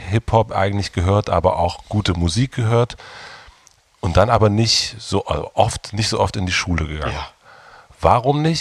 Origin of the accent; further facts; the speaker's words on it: Brandenburg, Germany; wir sind auf dem Dorf in Brandenburg aufgewachsen.